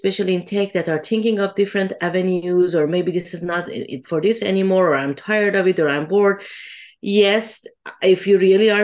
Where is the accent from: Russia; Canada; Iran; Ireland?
Iran; Tehran, Tehran Province; moved away; I come from Iran originally. And I remember when Iran was at war with Iraq and I was in high school back then